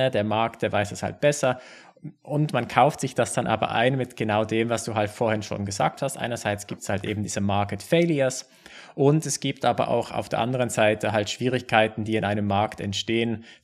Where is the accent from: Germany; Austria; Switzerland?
Switzerland; bei uns in der Schweiz